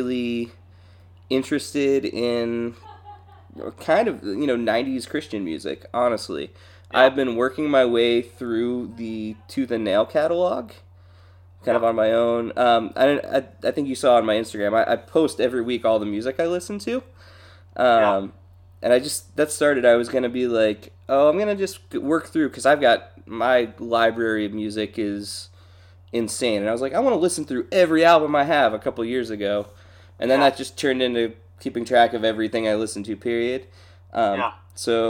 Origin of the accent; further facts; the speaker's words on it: Central Pennsylvania, United States; I grew up in Central PA